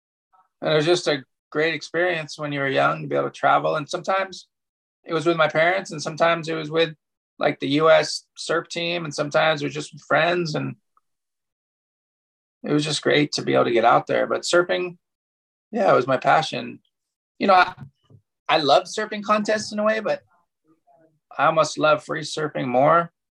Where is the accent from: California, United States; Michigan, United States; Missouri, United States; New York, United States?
California, United States; Pacific Palisades; Yeah, I grew up in Pacific Palisades, and one of my good friends, Brendan, his dad taught us how to surf in Santa Monica.